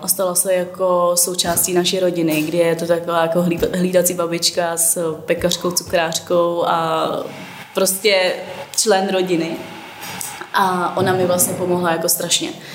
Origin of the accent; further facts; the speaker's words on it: Turnov, Liberec Region, Czechia; now in Prague, Czech Republic; já, já pocházím z Turnova, nebo mm-hmm. tam jsem vyrůstala